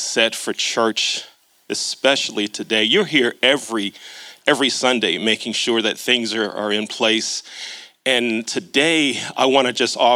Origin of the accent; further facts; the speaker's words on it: Catonsville, Maryland, United States; when I was a little boy growing up in Catonsville. For those of you that aren't aware of the Baltimore area, Catonsville is on the southwest part of Baltimore County